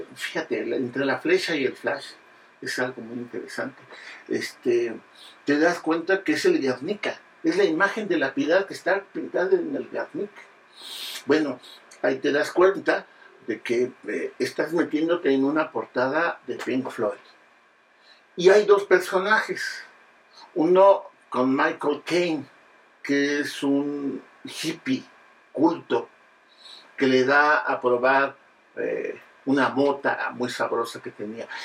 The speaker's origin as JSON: {"language": "Spanish", "town": "Naucalpan", "region": "State of Mexico", "country": "Mexico", "lives_now": "Mexico City, Mexico", "said": "Los que vivimos en el distrito, bueno, en la Ciudad de México, y hemos vivido buena parte de nuestra historia personal en el Estado de México, porque somos de Acatlán"}